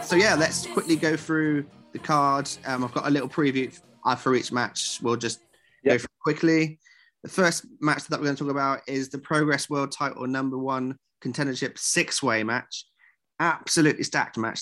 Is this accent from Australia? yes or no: no; West Country, South West England, United Kingdom; I'm also a West Country boy